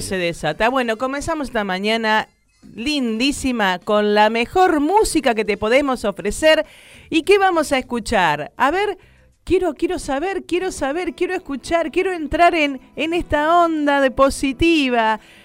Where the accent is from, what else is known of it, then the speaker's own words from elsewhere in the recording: Buenos Aires, Argentina; Yo nací en, en, acá en Buenos Aires, en Capital Federal, me crié hasta los 15 años en el barrio de La Boca.